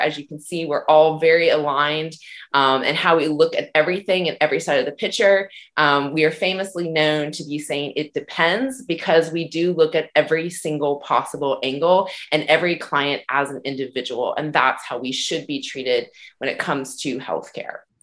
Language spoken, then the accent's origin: English; South Carolina, United States; now in Ontario, Canada; I am originally from South Carolina, and I am currently living in Ontario, Canada.